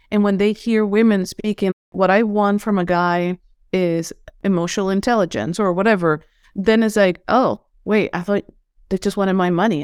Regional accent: Venezuela; English is a second language; moved away as an adult; now in United States; I'm from Venezuela, and I was raised in, in a very spiritual way.

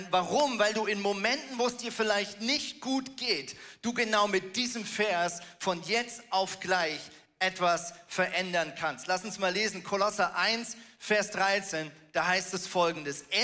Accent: Germany; born there; ich bin ja von der Staatsbürgerschaft her ein Schweizer, ich bin in Deutschland geboren

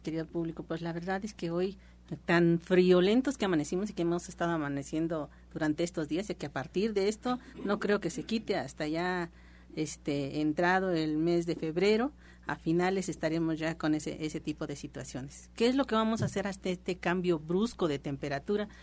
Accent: Mexico; nosotros como mexicanos

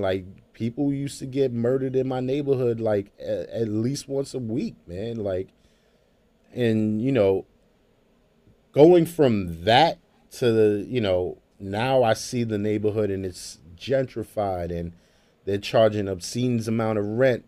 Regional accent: Brooklyn, New York, United States; now in Jamaica, Queens, United States; I grew up in Brooklyn, you know, uh, in late eighties, early nineties

